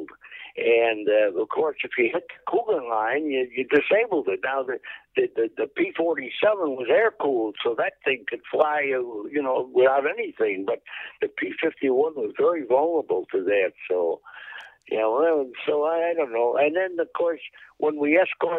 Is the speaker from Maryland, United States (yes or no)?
no; Chicago, Illinois, United States; I was from Chicago.